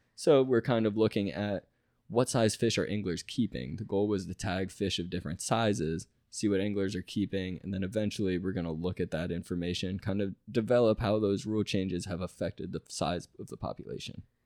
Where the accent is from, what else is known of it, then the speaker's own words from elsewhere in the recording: Tampa, Florida, United States; I'm from Tampa Bay, you know, I, I grew up doing a bunch of wading, bunch of, you know, flats fishing in Tampa Bay